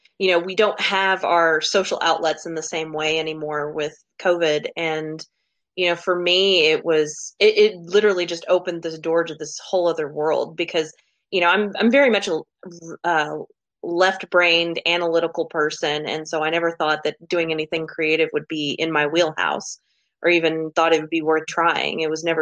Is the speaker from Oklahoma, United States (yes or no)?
yes; Oklahoma, United States; I am from Oklahoma. I'm a counselor and I'm 35